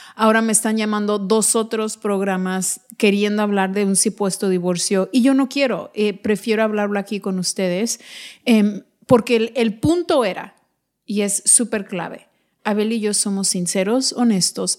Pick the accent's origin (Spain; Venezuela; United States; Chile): United States; no solo somos mexicanos, somos mexicoamericanos, hablamos ambos lenguajes